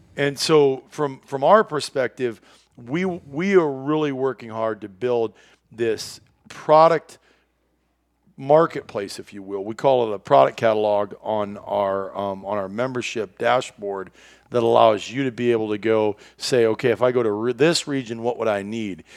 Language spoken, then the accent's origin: English; Iowa, United States; moved away as an adult; also born or lived in Wisconsin / Minnesota; when I was a kid growing up in Iowa, our house was positioned where you walked out that farmhouse door